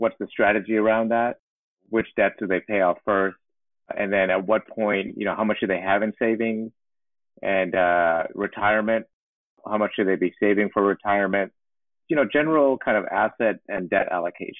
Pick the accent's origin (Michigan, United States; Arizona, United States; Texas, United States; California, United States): Texas, United States; Houston; moved away as an adult; also born or lived in East Coast; Born and raised in Houston, Texas, into a middle-class family